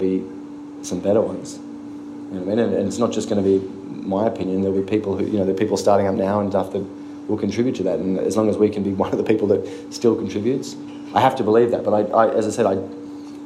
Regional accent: Australia; moved away as an adult; now in New York, United States; being Australian

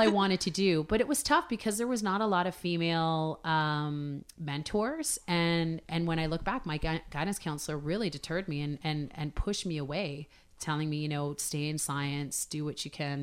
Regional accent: Hamilton, Ontario, Canada; I grew up in Hamilton, so Great Big Steel City

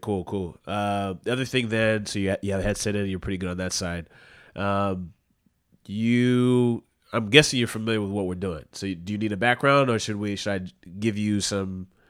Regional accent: Southern California, United States; now in New York City, United States; I'm not fan from Vancouver, I'm from Southern California, and I live in New York City now

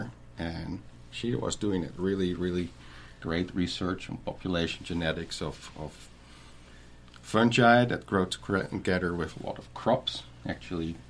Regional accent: northern Netherlands, Netherlands; moved away as an adult; also born or lived in Western Australia; now in Griffin, United States; And that's where I grew up till age 32. So I lived most of my life in the northern part of the Netherlands

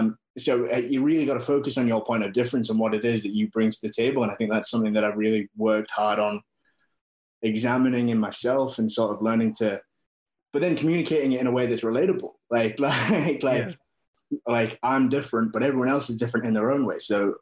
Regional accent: Wakefield, Yorkshire and the Humber, United Kingdom; accent: British; moved away as an adult; also born or lived in Australia; now in New Zealand; I'm Samoan and Māori, but I grew up in England, and I moved to New Zealand 3 years ago to pursue filmmaking

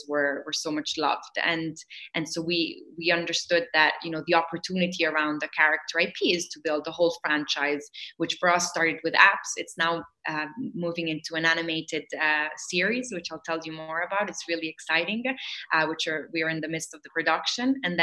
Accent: Rome, Lazio, Italy; we were growing up in Rome

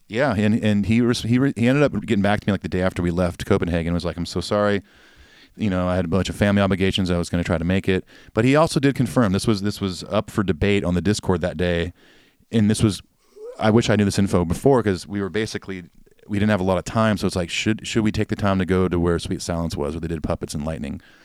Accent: Nashville, Tennessee, United States; I said the U S, I'm from Nashville

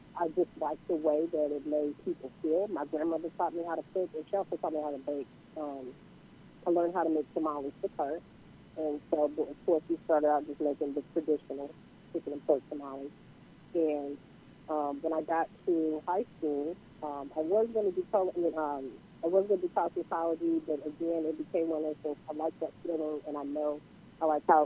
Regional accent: Houston, Texas, United States; I'm from Houston, Texas.

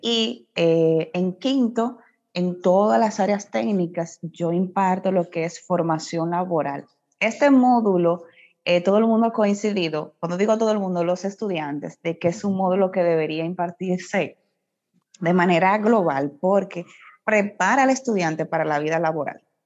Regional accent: Puerto Plata, Dominican Republic; yo soy de Puerto Plata, ese es mi pueblo natal, orgullosamente de allá

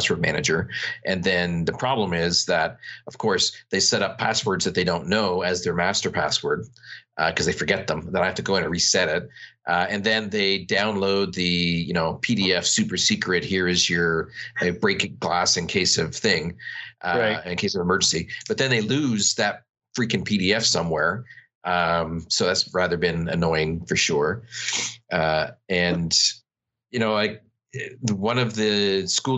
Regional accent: Canada; I'm Canadian

